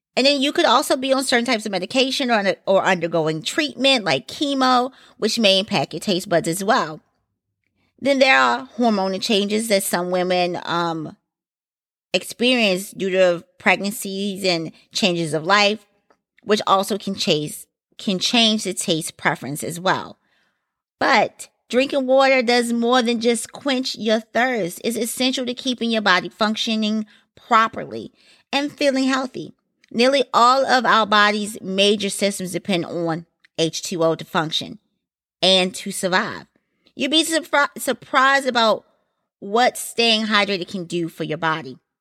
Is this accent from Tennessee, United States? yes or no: no; Baltimore, Maryland, United States; I am from Maryland, and Baltimore, to be exact